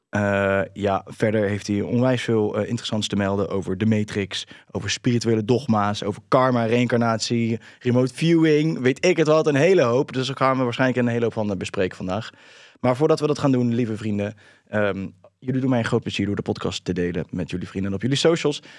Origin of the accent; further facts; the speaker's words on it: Netherlands; zijn wij Nederlanders